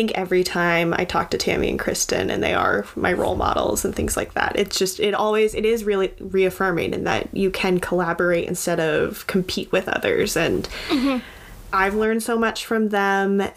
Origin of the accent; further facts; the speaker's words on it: Vermont, United States; growing up in Vermont, it's not really it's not like a hotbed of politics.